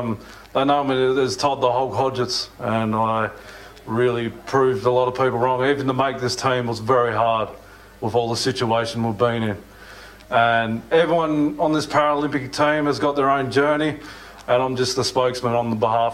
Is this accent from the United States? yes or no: no; Tasmania, Australia; We're both descended from convicts, so we had a good chat about that and chatted about Tasmania, which is my home state